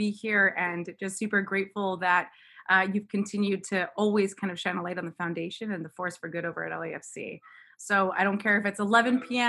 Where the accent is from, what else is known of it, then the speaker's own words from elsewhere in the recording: Mexico City, Mexico; now in Washington, D.C., United States; Well, first and foremost, being Cuban is a heck of a lot of fun.